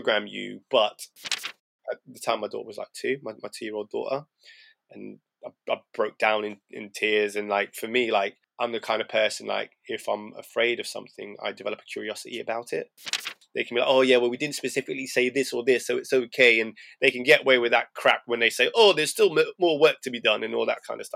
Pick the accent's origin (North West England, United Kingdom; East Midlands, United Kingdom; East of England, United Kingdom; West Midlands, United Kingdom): East Midlands, United Kingdom; Chesterfield; born or raised there; moved away as an adult; also born or lived in Ipswich / Sheffield